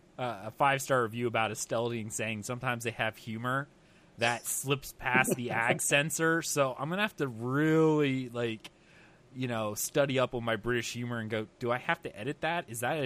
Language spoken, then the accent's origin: English; United States; being American